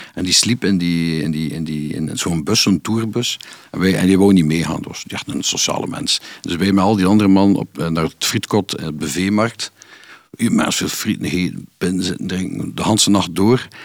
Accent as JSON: {"language": "Dutch", "town": "Kortrijk", "region": "Flanders", "country": "Belgium", "said": "bij ons in Kortrijk"}